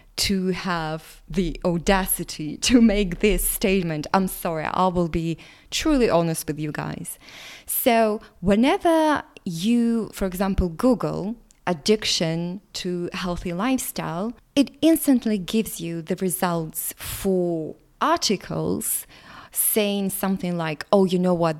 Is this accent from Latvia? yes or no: yes; Latvia; English is a second language; English is not my first language. My ethnicity is Russian, but I was born in Latvia